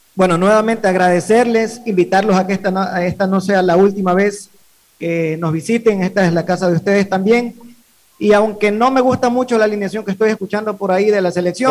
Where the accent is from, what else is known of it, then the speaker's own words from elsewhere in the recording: Ecuador; como ecuatoriano